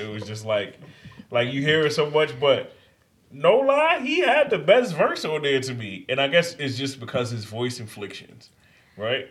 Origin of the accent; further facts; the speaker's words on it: New York, United States; I'm a New Yorker, native